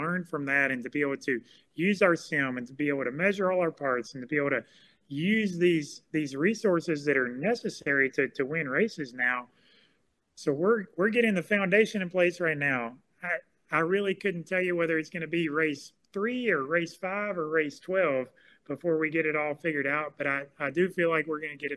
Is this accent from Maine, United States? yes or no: no; Fairhope, Alabama, United States; I grew up in Fairhope, Alabama